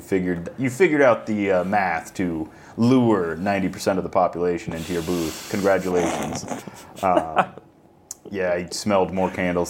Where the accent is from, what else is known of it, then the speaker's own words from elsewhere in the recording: Kearney County, Nebraska, United States; I grew up in Kearney County.